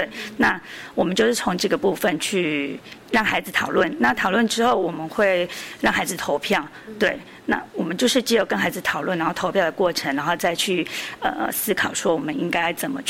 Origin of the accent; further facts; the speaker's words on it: Pingtung County, Taiwan; 我不是，我是屏东人。